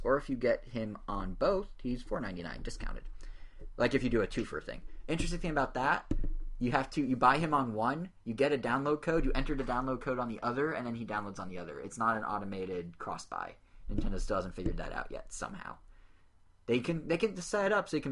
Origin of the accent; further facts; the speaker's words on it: United States; I'm in America, and I'm an American